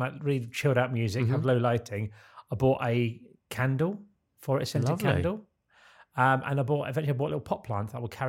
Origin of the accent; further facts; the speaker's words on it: Boulder, Colorado, United States; Denver's well known for its breweries, as is nearby Boulder, my hometown, and this pretty pub is a good showcase of several.